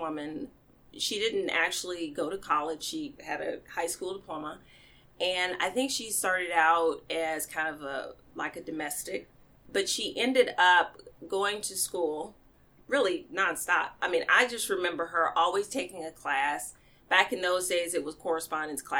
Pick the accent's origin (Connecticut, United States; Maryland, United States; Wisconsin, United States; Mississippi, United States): Mississippi, United States; Mississippi Delta, United States; I was raised in the Mississippi Delta, mm-hmm. by my grandparents